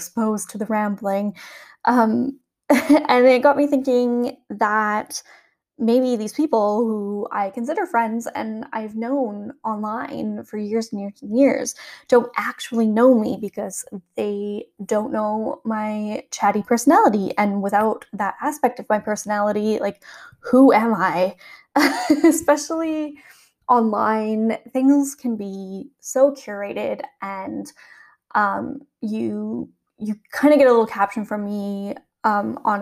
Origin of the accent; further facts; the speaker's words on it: Calgary, Alberta, Canada; now in Worthing, United Kingdom; I'm originally from Calgary, Canada